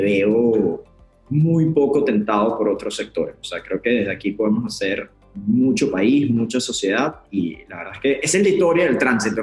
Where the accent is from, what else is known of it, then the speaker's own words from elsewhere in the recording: Puerto Ordaz, Bolívar, Venezuela; moved away as an adult; also born or lived in Caracas; Yo soy de Puerto Ordaz, en el interior del país, en Venezuela